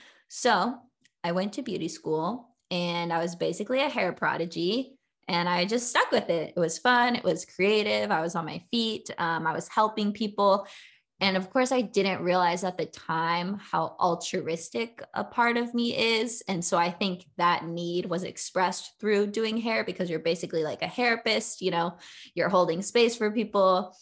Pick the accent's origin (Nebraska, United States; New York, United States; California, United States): California, United States; Southern; my whole life growing up in California, mainly in Southern California